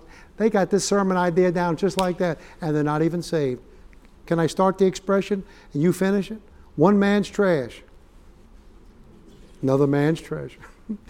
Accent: New York, United States; like I used to ask my dad growing up in New York, what do you want for Father's Day, Dad?

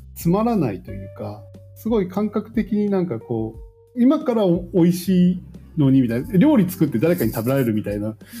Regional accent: Shimane, Japan; moved away; 私島根出身なんですけど

